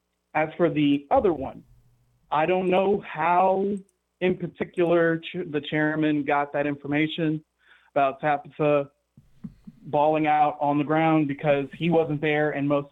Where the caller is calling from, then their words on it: Gadsden, Alabama, United States; I'm calling from Gadsden, Alabama.